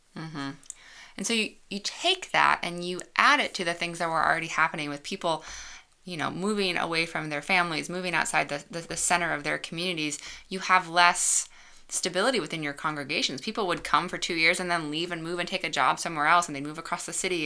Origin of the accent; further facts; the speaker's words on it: suburbs of Chicago, Illinois, United States; moved away as an adult; also born or lived in Georgia; I grew up outside of Chicago in the suburbs and moved away to Georgia for college